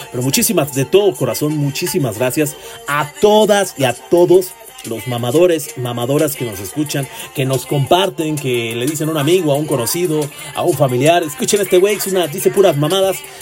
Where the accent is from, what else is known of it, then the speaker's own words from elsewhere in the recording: northern State of Mexico, Mexico; Yo soy del norte del Estado de México